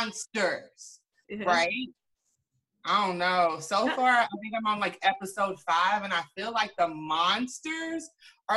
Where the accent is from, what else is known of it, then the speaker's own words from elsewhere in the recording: Louisville, Kentucky, United States; I am from Louisville, Kentucky